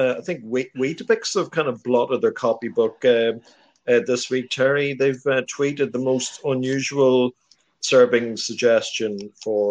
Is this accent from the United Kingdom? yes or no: no; Monaghan, Ulster, Ireland; my hometown town of Monaghan